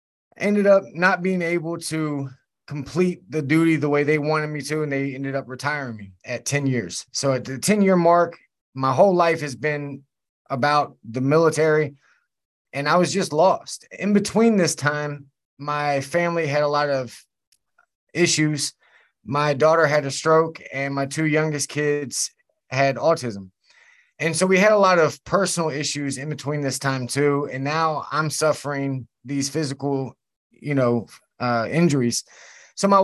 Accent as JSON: {"language": "English", "region": "Virginia", "country": "United States", "said": "I'm from Virginia and my mom was addicted to drugs far before she ever gave birth to me"}